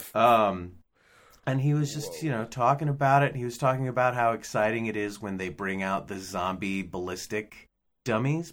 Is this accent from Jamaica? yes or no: no; United States; as an American